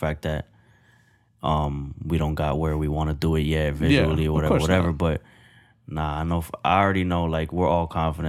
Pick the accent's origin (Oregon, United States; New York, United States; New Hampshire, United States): New York, United States; moved away; I'm a boy from New York